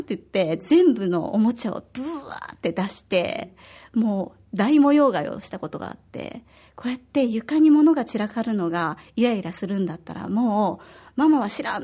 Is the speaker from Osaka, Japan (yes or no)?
yes; Osaka, Japan; now in Okinawa, Japan; 私は大阪出身で